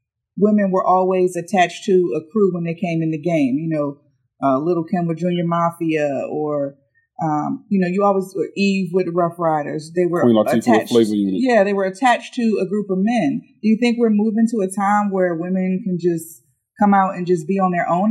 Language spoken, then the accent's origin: English; Virginia, United States; moved away; we're both from Virginia originally, so that's our hometown hero